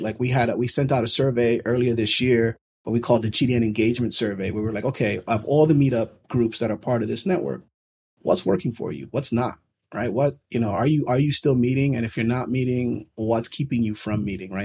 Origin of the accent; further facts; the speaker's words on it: New York City, New York, United States; born and raised in New York City